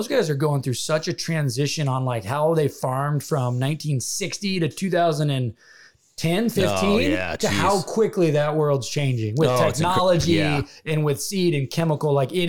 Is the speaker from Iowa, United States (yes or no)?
yes; Iowa, United States; I grew up in Iowa, kinda. I had never been in a combine or been in a tractor, or like, we had 100 acres of pure timber.